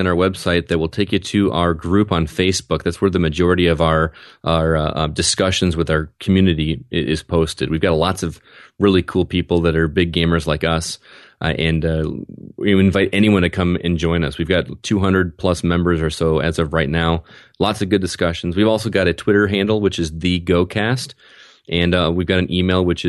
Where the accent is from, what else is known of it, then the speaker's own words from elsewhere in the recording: Wisconsin, United States; now in Rockford, United States; I grew up in Wisconsin, and living in Bear Country